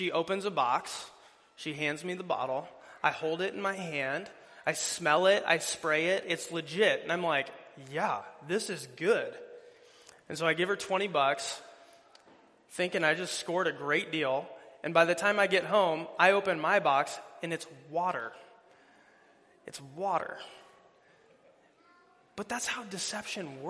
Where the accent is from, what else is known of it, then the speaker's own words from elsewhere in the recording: Fort Dodge, Iowa, United States; moved away; I'm originally from the Fort Dodge area